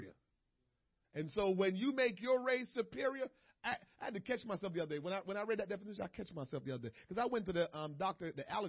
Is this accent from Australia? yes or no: no; Jamaica; moved away; back home in Jamaica